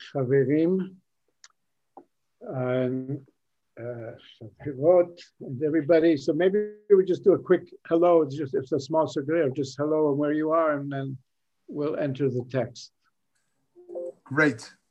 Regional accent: Israel; born there; I was born in Israel, and I was so glad every time I returned here.

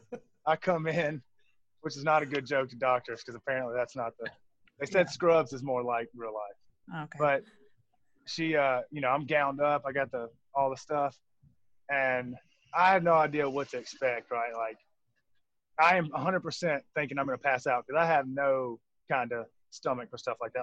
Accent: Jackson, Mississippi, United States; now in Fort Worth, United States; We're both from Mississippi. I'm from Jackson.

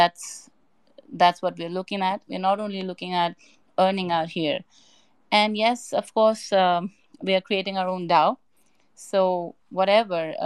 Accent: Hong Kong; now in Dubai, United Arab Emirates; Right now I'm in Dubai, but initially I'm from Hong Kong

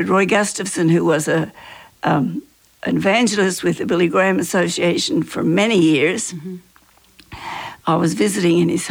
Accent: Australia; moved away; I'm Australian

